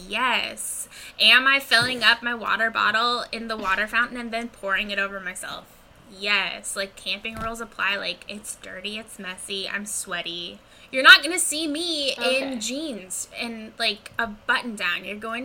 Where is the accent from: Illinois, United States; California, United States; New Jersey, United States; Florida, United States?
Florida, United States; Central; growing up in Central Florida, it's hot, it's sweaty.